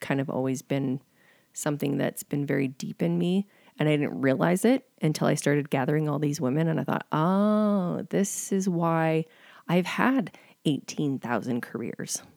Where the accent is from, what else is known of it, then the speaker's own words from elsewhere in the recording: Calgary, Alberta, Canada; I am from Calgary, but I've spent the last ten years in a small town